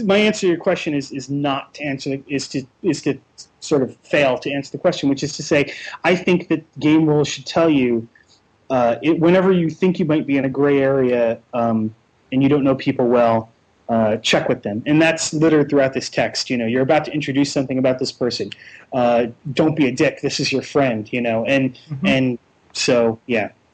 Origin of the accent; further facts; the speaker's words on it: New Jersey, United States; I'm from New Jersey, and I'm in Seattle for a uh, week